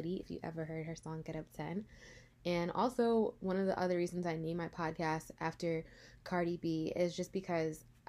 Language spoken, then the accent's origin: English; Rockland County, New York, United States; also born or lived in Englewood, New Jersey; now in New Jersey, United States; I was actually raised in Rockland County, New York, which is a little bit north of New York City.